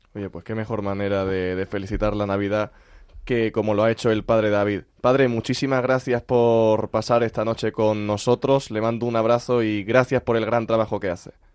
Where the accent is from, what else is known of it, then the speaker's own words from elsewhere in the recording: Úbeda, Andalusia, Spain; yo soy de Úbeda.